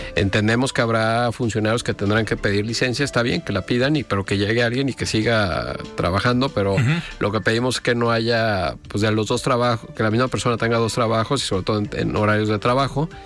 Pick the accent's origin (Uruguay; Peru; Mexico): Mexico; como mexicanos